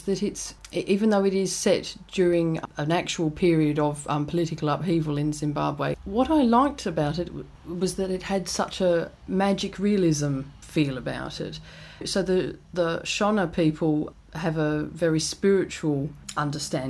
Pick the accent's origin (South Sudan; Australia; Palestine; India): Australia; now in United Kingdom; I'm from Australia originally